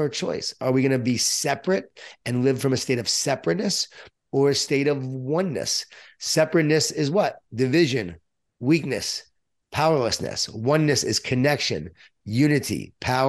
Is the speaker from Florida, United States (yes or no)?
no; Long Island, New York, United States; born or raised there